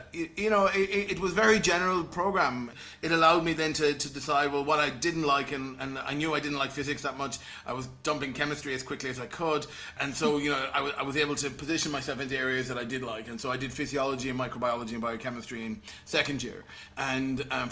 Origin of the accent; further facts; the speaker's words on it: Castlerea, Connacht, Ireland; also born or lived in Galway; I'm from Castlerea in Roscommon.